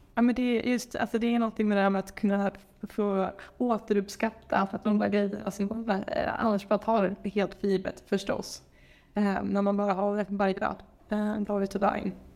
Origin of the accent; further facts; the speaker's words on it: Sweden; moved away as an adult; now in Colombo, Sri Lanka; jobbade jag på Microsoft hemma i Sverige